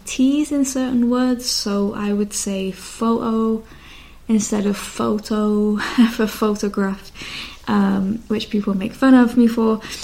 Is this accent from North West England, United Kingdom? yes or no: yes; Bolton, North West England, United Kingdom; you might not be able to tell with my accent, but I'm actually from Bolton, which is part of Lancashire historically. Now we are part of Greater Manchester.